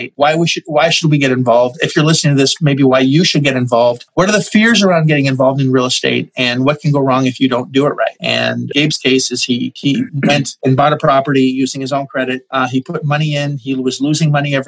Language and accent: English; Montreal, Quebec, Canada; now in Orlando, United States; I'm from Montreal originally